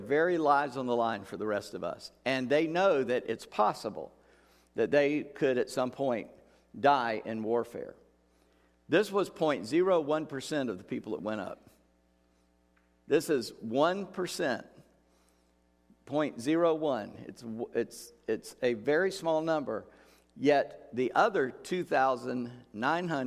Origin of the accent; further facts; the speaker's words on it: United States; we as an American people